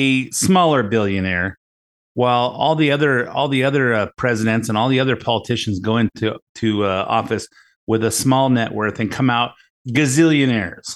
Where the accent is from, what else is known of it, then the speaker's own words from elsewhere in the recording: United States; being an American, who pays a lot of taxes and has worked hard for a good life